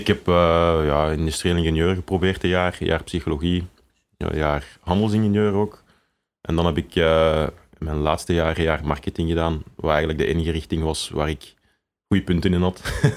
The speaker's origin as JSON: {"language": "Dutch", "town": "Tienen", "region": "Flanders", "country": "Belgium", "tie": "born or raised there", "also_born_or_lived": "Leuven", "moved": "as an adult", "lives_now": "Antwerp, Belgium", "said": "we zijn allebei samen opgegroeid in Tiene of in en rond Tienen."}